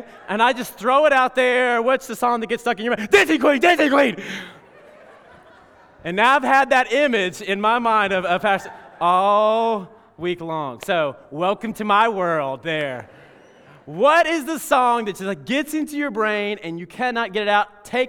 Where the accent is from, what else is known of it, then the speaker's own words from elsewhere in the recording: Alabama, United States; In fact, when I was growing up in Alabama, every single time we took the offering, they would take the offering